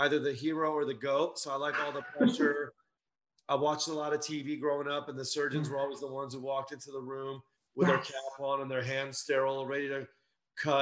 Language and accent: English; Los Angeles, California, United States; I grew up in Los Angeles